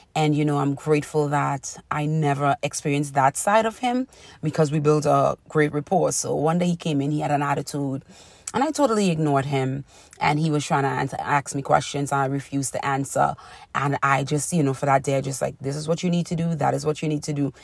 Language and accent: English; Trinidad & Tobago; growing up in Trinidad